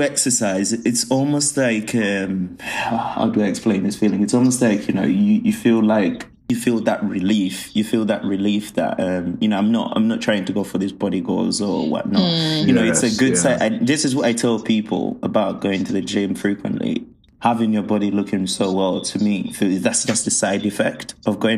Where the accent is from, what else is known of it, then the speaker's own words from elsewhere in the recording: Uganda; moved away; I grew up in Africa and I grew up, I grew up in Uganda where having that treat was such a rarity.